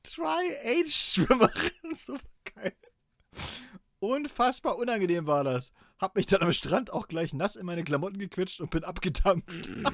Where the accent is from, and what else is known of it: East Germany, Germany